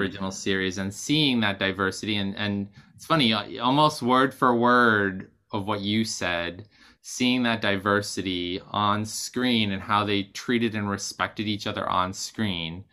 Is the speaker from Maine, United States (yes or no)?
yes; Maine, United States; also born or lived in Boston; now in New York, United States; growing up in Maine and moving to Boston